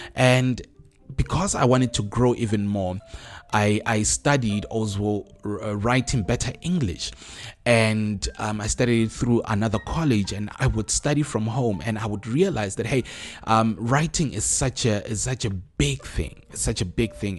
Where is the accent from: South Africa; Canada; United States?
South Africa; as South African writers.